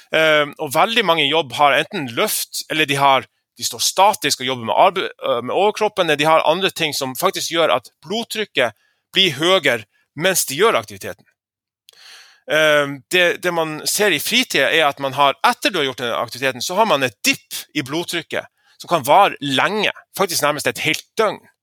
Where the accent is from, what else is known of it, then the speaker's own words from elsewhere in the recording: Lofoten, Nordland, Norway; moved away; den måneden jeg var hjemme i Lofoten på fiskemottaket